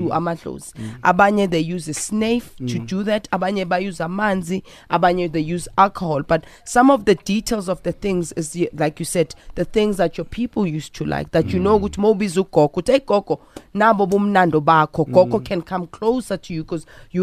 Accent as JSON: {"language": "English", "country": "South Africa", "said": "I am South African"}